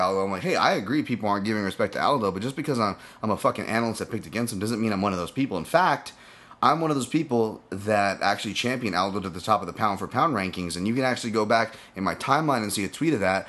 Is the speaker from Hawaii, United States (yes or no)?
yes; Hawaii, United States; a Hawaiian born martial artist